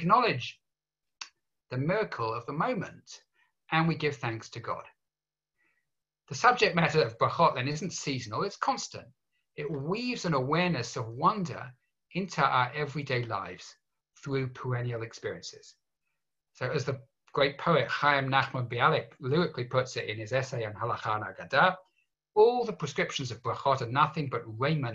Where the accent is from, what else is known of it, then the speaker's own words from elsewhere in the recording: England, United Kingdom; growing up in England